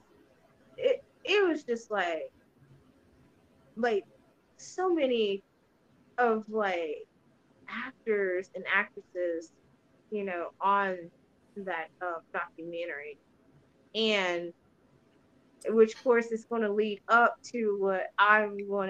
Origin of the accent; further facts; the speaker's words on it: Texas, United States; I'm from Texas